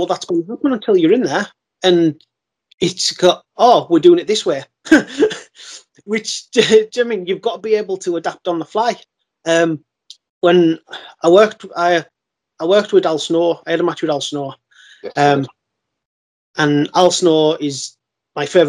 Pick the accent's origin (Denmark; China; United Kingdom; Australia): United Kingdom; Carlisle, North West England; got in the ring in Carlisle, my hometown